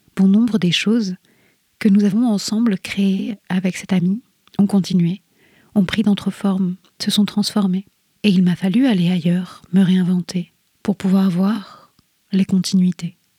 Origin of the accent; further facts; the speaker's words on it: Rennes, Brittany, France; moved away as an adult; Je suis partie de Rennes comme un six d'épée, parce que je ne voyais plus comment continuer, parce que j'étais bien trop abîmée. Il m'a fallu dix ans pour revenir, pour revoir les lieux où j'ai poussé